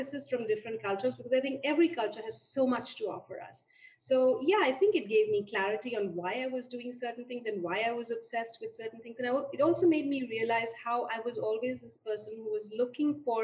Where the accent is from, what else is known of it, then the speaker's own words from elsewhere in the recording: Delhi, India; moved away as an adult; also born or lived in Kumaon Hills / United States; I was born and raised in India and mostly in Delhi